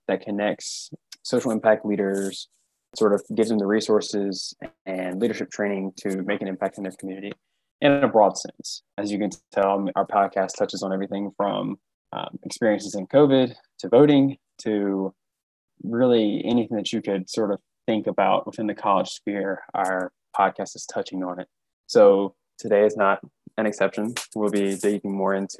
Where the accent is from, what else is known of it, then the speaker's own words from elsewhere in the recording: Louisburg, North Carolina, United States; moved away as an adult; now in Charlotte, United States; I'm from Lewisburg, North Carolina, which is a small town outside of Raleigh